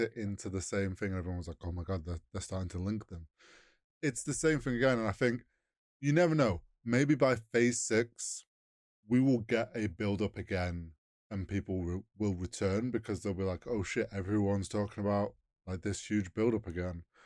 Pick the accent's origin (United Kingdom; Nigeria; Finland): United Kingdom; we're British.